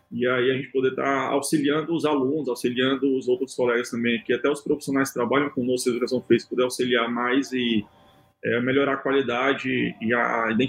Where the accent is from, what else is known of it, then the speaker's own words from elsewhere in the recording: Brazil; já é tão longe que a gente é do Brasil.